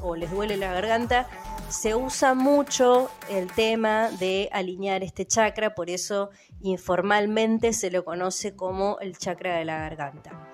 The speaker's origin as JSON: {"language": "Spanish", "country": "Argentina", "said": "el idioma que hablo yo como argentina"}